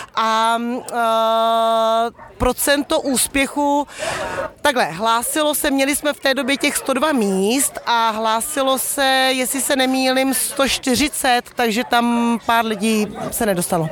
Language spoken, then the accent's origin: Czech; Czechia; jako Češi